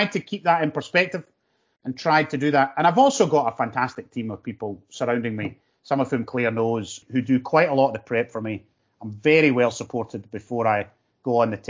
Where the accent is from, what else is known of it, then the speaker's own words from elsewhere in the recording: North Lanarkshire, Scotland, United Kingdom; I'm from North Lanarkshire